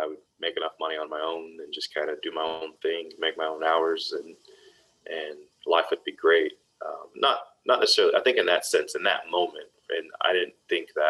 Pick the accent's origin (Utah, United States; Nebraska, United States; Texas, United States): Texas, United States; Dallas; born and raised in Dallas, Texas